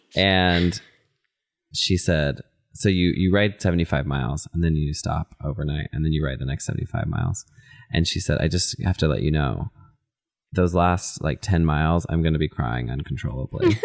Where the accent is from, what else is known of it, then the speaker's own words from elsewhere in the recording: Texas, United States; now in Minnesota, United States; I'm from Texas, and you know, we live in Minnesota